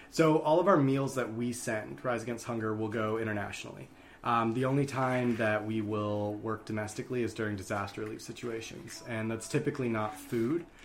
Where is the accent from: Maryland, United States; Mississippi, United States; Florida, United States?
Maryland, United States; Columbia; also born or lived in Rochester, New York; I was born in Rochester, New York, but I grew up in Columbia, Maryland